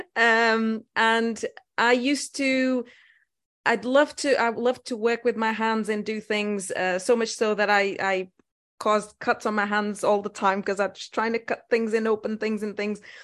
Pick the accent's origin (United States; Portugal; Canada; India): Portugal; moved away as an adult; also born or lived in Lisbon, Portugal; now in United Kingdom; I was born in Portugal in a small village.